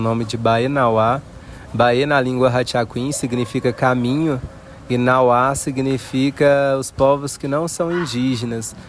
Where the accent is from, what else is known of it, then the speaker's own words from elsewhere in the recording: Uberlândia, Minas Gerais, Brazil; eu sou aqui mesmo de Uberlândia